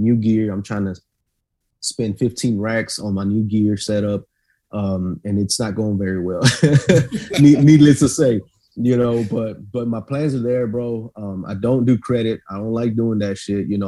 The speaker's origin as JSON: {"language": "English", "town": "Austin", "region": "Texas", "country": "United States", "tie": "born or raised there", "also_born_or_lived": "Del Valle", "said": "I grew up on the east side of Riverside before I moved to Del Valle"}